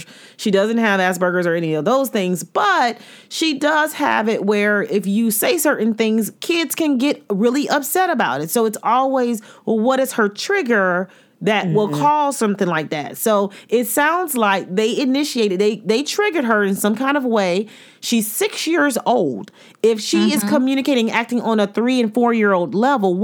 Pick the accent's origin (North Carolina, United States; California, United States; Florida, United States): Florida, United States; I'm from Florida